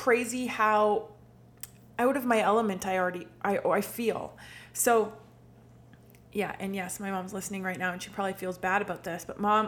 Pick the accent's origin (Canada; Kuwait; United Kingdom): Canada; Manotick, Ontario; now in Ottawa, Canada; I grew up in Manotick, but for the past 3 years or so, I've been living in downtown Ottawa